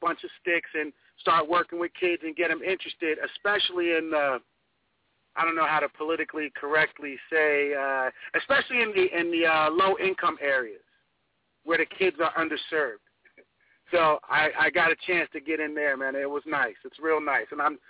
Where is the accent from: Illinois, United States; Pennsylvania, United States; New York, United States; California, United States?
New York, United States; Huntington; I'm from Huntington, Long Island.